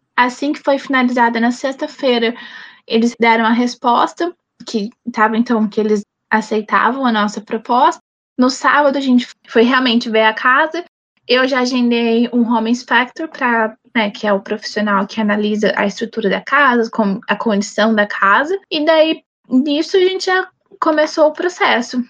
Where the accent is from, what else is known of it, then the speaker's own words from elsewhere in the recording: Brazil; moved away as an adult; now in Canada; Eu sempre gostei de ser brasileira